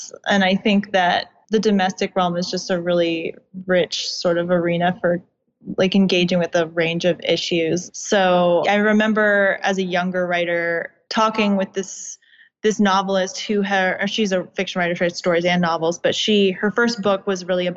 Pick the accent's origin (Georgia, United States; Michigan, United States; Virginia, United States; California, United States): Virginia, United States; suburbs of DC; born or raised there